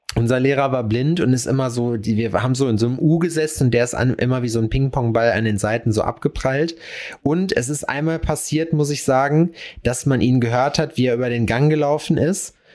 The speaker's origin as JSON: {"language": "German", "region": "North Rhine-Westphalia", "country": "Germany", "said": "Ich bin ja Westfale"}